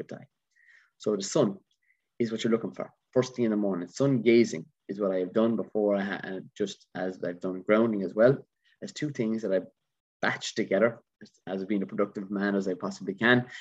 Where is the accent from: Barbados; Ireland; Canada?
Ireland; being an Irishman